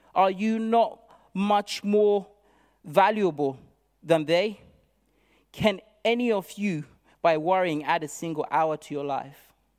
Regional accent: Zimbabwe; now in United Kingdom; I come from Zimbabwe originally, and I arrived in this country

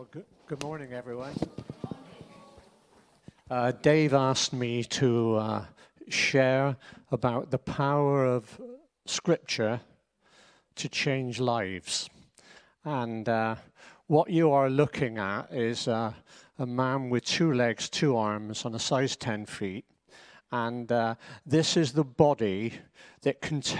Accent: Bristol, South West England, United Kingdom; moved away; Clifton in Bristol, that's where we are from Bristol.

